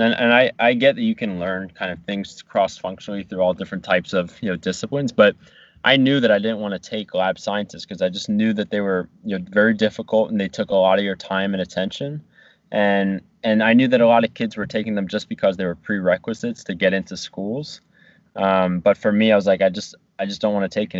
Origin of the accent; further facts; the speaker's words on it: New Jersey, United States; moved away as an adult; also born or lived in Virginia; my hometown